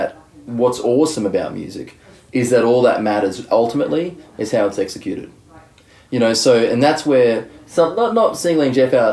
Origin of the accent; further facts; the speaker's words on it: Brisbane, Queensland, Australia; moved away as an adult; also born or lived in Melbourne; I was born in Brisbane, and I studied in Brisbane. And then in my 20s, I moved to Melbourne for 6 years